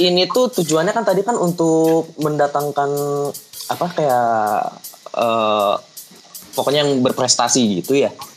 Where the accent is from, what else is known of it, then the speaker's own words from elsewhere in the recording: Bogor, West Java, Indonesia; di kota gue di Bogor